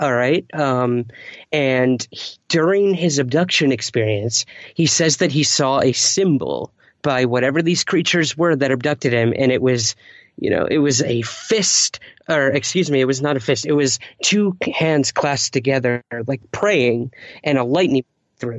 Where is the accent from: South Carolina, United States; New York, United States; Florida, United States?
New York, United States; Syracuse; my hometown of Syracuse, New York